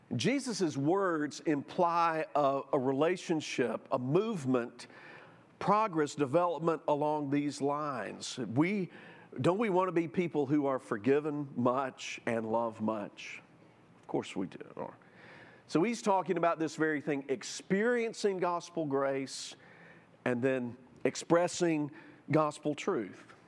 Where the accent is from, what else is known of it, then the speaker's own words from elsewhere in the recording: Jackson, Mississippi, United States; I grew up in South Jackson